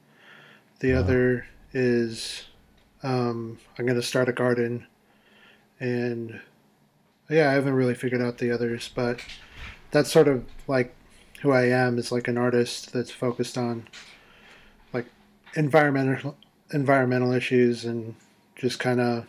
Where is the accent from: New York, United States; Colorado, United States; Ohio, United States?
Colorado, United States; I'm an artist from Colorado